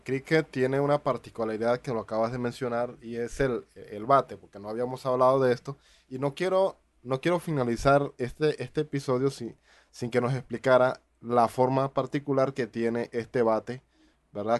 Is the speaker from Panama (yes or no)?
yes; Panama; en mi país